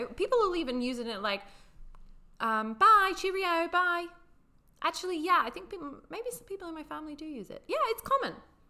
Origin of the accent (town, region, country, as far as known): United Kingdom; accent: British; moved away